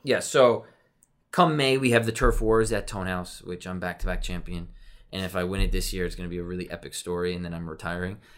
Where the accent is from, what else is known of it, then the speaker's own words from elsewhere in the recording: Westchester, New York, United States; growing up in Westchester, I played for F C Westchester